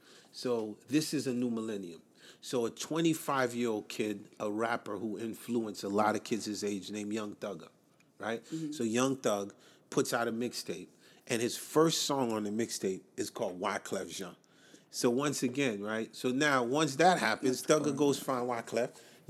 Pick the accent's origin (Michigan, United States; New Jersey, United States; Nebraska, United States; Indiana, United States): New Jersey, United States; so Whitney from Jersey, like us.